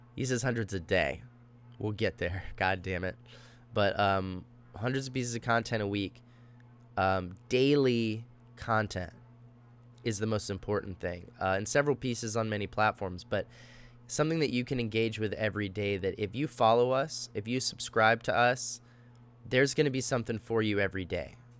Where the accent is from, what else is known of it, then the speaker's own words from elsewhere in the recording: Austin, Texas, United States; moved away as an adult; also born or lived in Dallas, Texas; now in Los Angeles, United States; I'm originally from Dallas, Texas. I moved to Austin, um, when I was fairly young. And, uh, you know, mostly grew up there